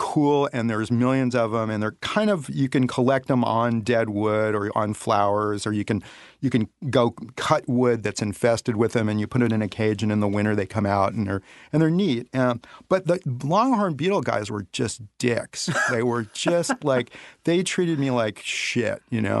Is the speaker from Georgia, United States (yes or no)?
no; Los Angeles, California, United States; Yeah, I grew up in the Baldwin Hills area.